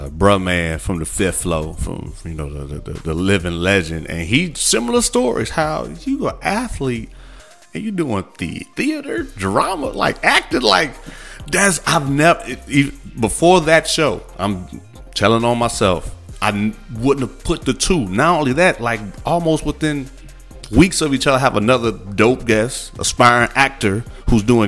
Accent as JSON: {"language": "English", "region": "Midwest", "country": "United States", "said": "I'm from the Midwest"}